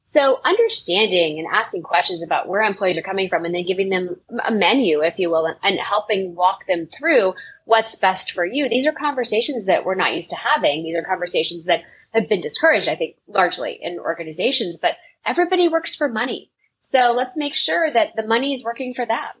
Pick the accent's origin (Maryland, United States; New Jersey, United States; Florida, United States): Florida, United States; Tampa; I grew up in Tampa, Florida.